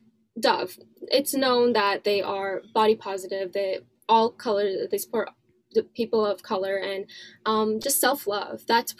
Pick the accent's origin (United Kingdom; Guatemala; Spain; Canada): Canada; Pakistan. Born and raised in Canada.